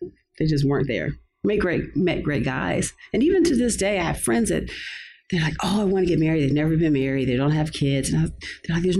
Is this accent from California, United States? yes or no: yes; Los Angeles, California, United States; I grew up here. I'm a native LA chick. I grew up in View Park, which was near Baldwin Hills